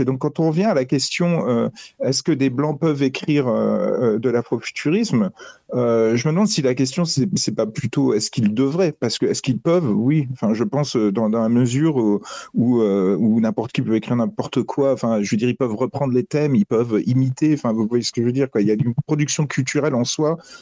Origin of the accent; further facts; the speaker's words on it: Metz, Grand Est, France; j'ai grandi à Metz